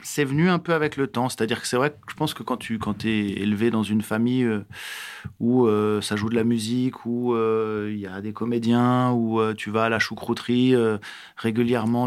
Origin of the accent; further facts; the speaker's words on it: Strasbourg, Grand Est, France; also born or lived in Grasse; j'ai grandi ici. Je suis né à Grasse, si tu veux, parce qu'ils sont partis deux ans dans le sud, mais ils sont revenus assez vite en Alsace. Et moi, j'ai grandi euh, et j'ai été élevé ici